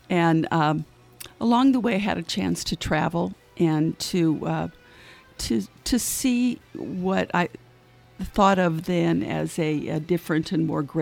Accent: California, United States; I am a I am a Californian

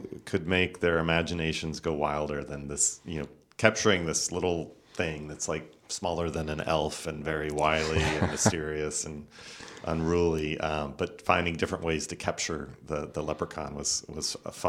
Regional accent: Tucson, Arizona, United States; now in Napa, United States; and dedicated to my hometown, Tucson, but also our dirty old town right here in Napa.

